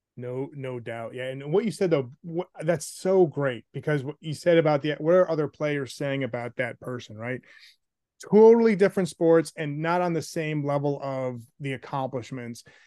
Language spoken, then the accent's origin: English; Chicago, Illinois, United States; also born or lived in Naperville, Illinois; I was growing up in Chicago at the time